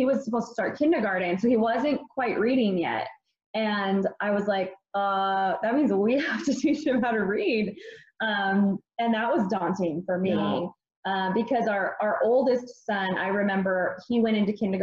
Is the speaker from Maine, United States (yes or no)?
yes; Maine, United States; moved away; also born or lived in Arizona; I grew up in Maine